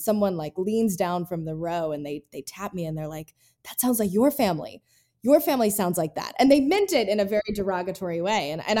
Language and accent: English; Appalachia, United States; accent: Appalachian; I don't want you to have the experience that I had in New York City when I got there with my Appalachian accent.